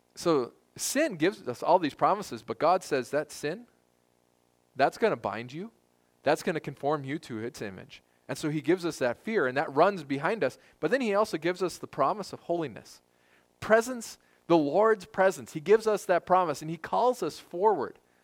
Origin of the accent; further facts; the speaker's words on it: United States; as American Christians